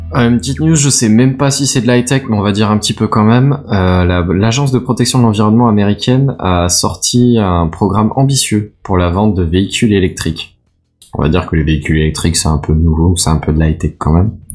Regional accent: France; accent: French; mon accent euh, français

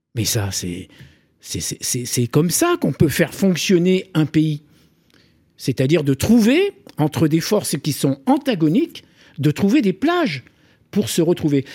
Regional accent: Corsica, France; je me sens Corse à 100%

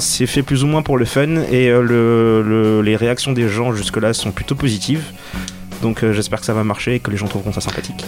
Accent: Senegal; j'ai grandi au Sénégal

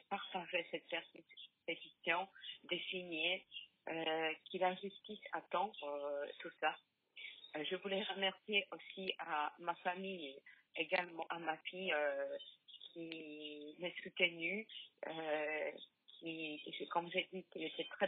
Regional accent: Poland; French is a second language; now in France; Je suis polonaise d'origine.

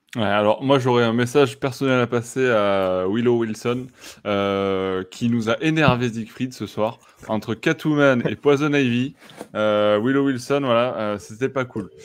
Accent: France; chez nous en France

